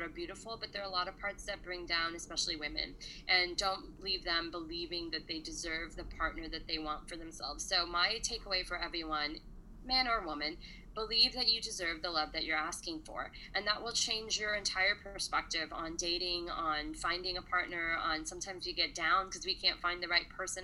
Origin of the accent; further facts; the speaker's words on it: United States; we grew up in America